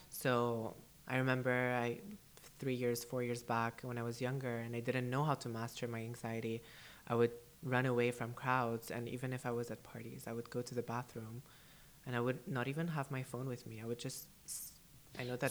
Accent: United Arab Emirates; first language English; also born or lived in Canada; I was born and raised here in the UAE

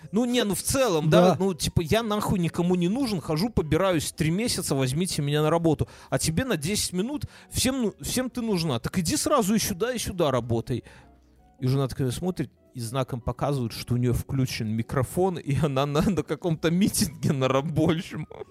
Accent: Belarus; also born or lived in Ukraine (ancestry); мы же белорусы

